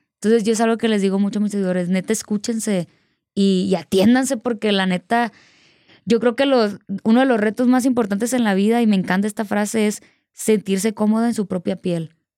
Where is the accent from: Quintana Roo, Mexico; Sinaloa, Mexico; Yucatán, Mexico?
Sinaloa, Mexico; Culiacán; Justo ahí en Sinaloa, pues eh, mi abuelita siempre me ponía …, ella es de allá